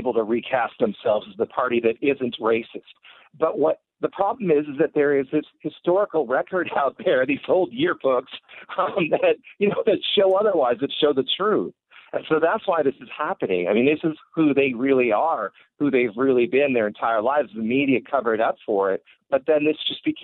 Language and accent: English; California, United States; I grew up in California.